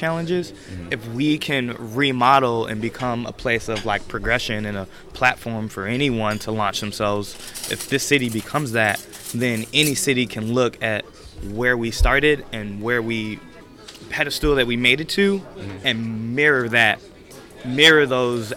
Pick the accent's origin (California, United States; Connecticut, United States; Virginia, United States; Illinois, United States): Illinois, United States; Chicago; My proudest moment as a Chicagoan